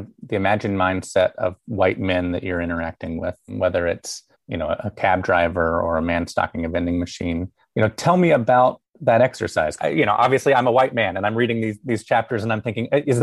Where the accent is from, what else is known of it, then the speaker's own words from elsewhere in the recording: Alabama, United States; growing up in Alabama